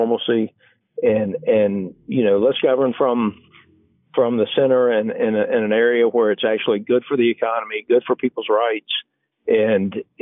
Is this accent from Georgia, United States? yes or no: yes; Georgia, United States; the Democratic Party that I grew up around in Georgia 20 years ago